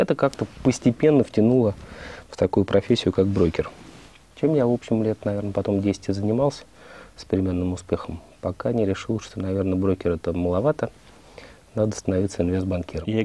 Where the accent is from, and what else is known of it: Moscow, Russia; born or raised there